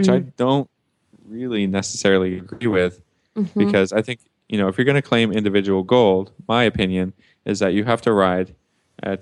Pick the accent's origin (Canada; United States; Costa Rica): Canada; I'm a Canadian